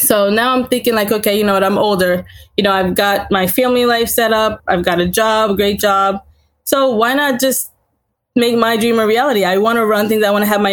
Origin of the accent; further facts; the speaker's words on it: Laurel, Delaware, United States; also born or lived in Haiti; I was born in Haiti, came here when I was about 3 or 4 years old. My family has lived in Laurel, Delaware pretty much all my life